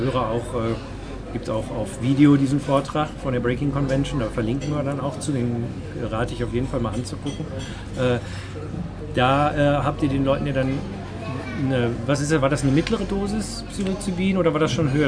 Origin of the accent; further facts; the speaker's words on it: Germany; als Deutscher